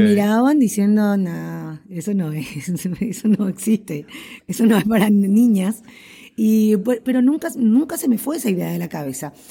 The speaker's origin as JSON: {"language": "Spanish", "town": "Asunción", "country": "Paraguay", "tie": "born or raised there", "said": "yo nací en Asunción, la capital de Paraguay. Eh, vivo aquí en Paraguay, eh, justamente en Asunción. Y bueno, me crié"}